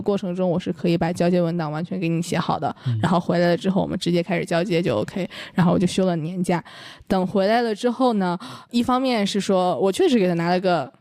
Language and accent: Chinese; Northeast China, China; 我是东北人